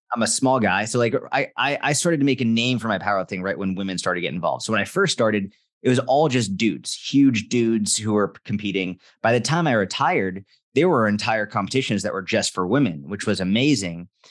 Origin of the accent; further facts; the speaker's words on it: just outside Boston, Massachusetts, United States; I grew up just outside Boston, Massachusetts